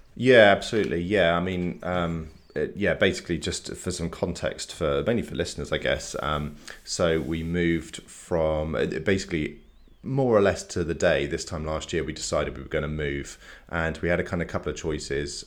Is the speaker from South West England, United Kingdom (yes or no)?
yes; Salisbury, South West England, United Kingdom; moved away as an adult; now in Bath, United Kingdom; we're from Salisbury originally. We moved to Bath, like, nearly ten years ago.